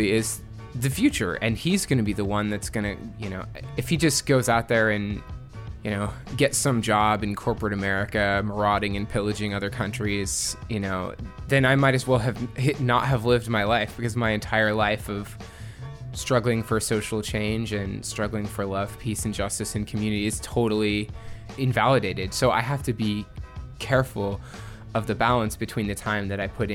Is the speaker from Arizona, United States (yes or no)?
no; Indiana, United States; now in Washington, D.C., United States; originally I'm from Indiana